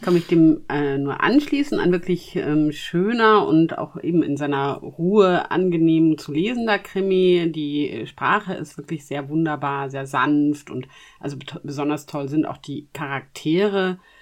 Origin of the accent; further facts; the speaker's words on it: Germany; bei uns in Deutschland